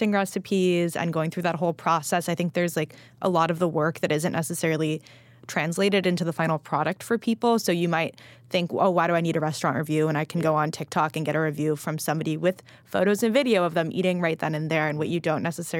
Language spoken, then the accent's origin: English; Los Angeles, California, United States; I grew up in Los Angeles in the Jonathan Gold era